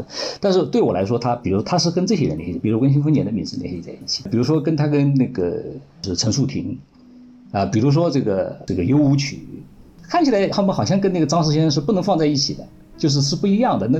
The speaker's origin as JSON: {"language": "Chinese", "town": "Nantong", "region": "Jiangsu", "country": "China", "said": "他说你这个南通人吧？我说是啊，我说南通人。"}